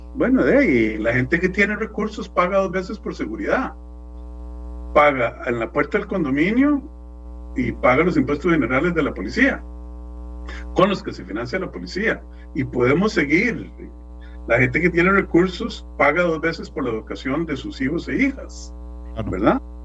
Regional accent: Costa Rica; como costarricense

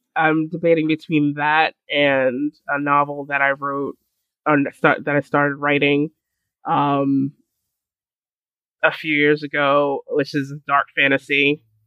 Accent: New York City, New York, United States; I was born in Brooklyn

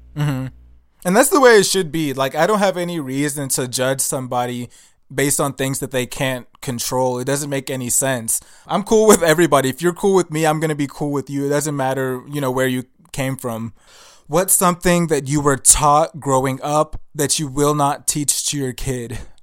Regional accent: Nigeria; I'm Nigerian and I know where I came from

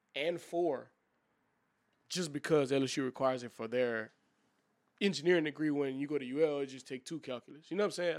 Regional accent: New Iberia, Louisiana, United States; I'm from Liberia as well

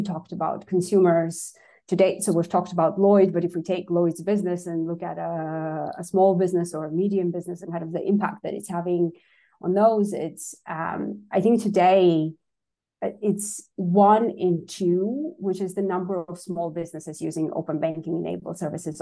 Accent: Armenia; English is a second language; moved away; I was born and raised in Armenia

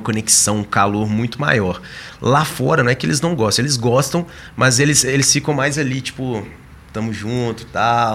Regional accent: interior of Minas Gerais, Brazil; also born or lived in São Paulo; now in Belo Horizonte, Brazil; eu sou do interior de Minas, a gente não tinha muito acesso ao computador

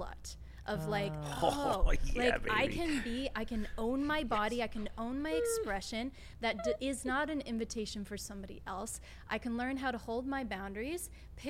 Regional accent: St. Louis, Missouri, United States; moved away as an adult; now in Los Angeles, United States; I'm from St. Louis. And it wasn't until I moved to LA 14 years ago

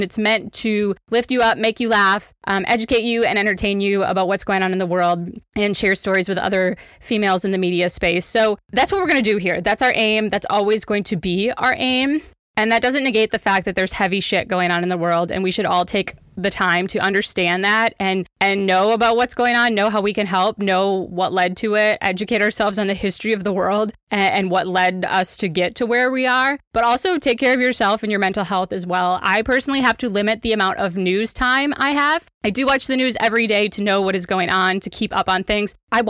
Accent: Wisconsin, United States; because I am born and raised in Wisconsin, like central Wisconsin. And so we're Midwesterners.

